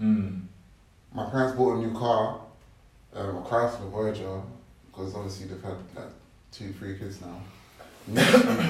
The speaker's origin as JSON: {"language": "English", "region": "London", "country": "United Kingdom", "tie": "born or raised there", "also_born_or_lived": "Nigeria", "said": "I was born in Canning Town, innit? Big up CT. Newham. I lived in Custom House as well"}